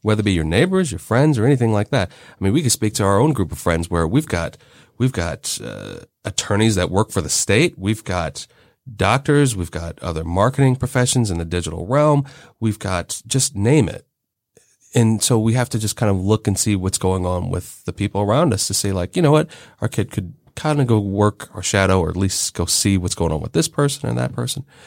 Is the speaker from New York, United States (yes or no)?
no; Cincinnati, Ohio, United States; I grew up in Cincinnati in the suburbs